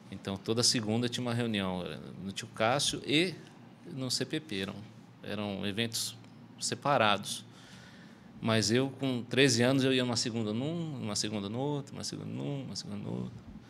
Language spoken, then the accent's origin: Portuguese; São Paulo, Brazil; Eu sou de São